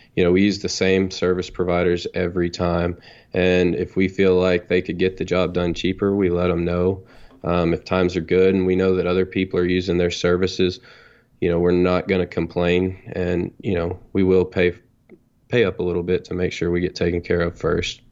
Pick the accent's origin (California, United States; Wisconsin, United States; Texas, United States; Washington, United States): Texas, United States; North; I'm from Texas. I'm twenty-nine years old. And I guess I grew up here in North Texas